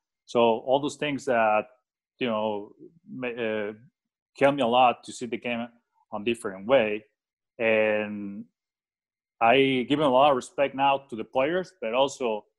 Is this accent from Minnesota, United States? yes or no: no; Phoenix, Arizona, United States; Phoenix is my hometown. As you know, there's a lot of golf courses in here